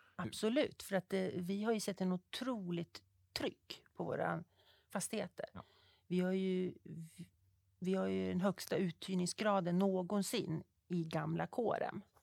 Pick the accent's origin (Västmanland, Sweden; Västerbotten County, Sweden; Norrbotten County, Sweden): Västmanland, Sweden; Fagersta; moved away as an adult; also born or lived in Uppsala / Stockholm; Jag är född uppvuxen i Fagersta, bruksbygd.